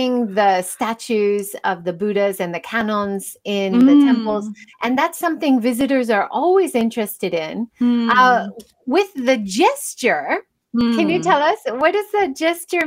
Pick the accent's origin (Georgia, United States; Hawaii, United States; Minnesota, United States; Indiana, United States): Hawaii, United States; now in Hiroshima, Japan; I grew up in Hawaii